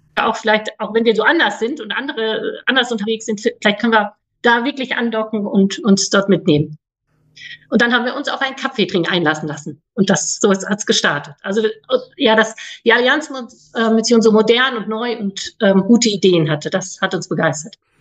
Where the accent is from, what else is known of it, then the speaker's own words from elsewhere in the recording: North Rhine-Westphalia, Germany; ich bin 49 Jahre alt, bin aufgewachsen am Niederrhein.